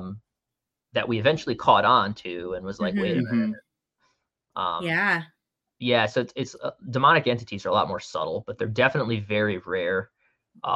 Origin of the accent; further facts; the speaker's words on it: Connecticut, United States; I'm from Connecticut